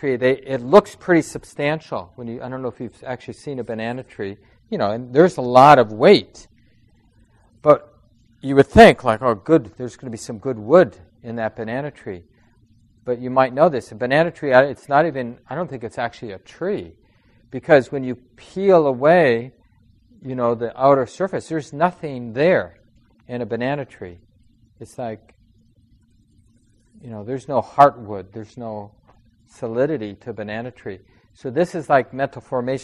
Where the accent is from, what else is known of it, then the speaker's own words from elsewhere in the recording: Minneapolis, Minnesota, United States; I grew up in Minneapolis. I was born in St. Mary's Hospital